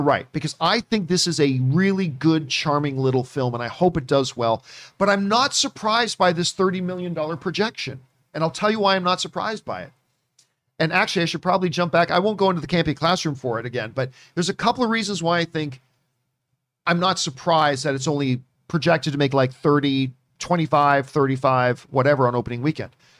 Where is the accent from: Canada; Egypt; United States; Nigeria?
Canada; I'm Canadian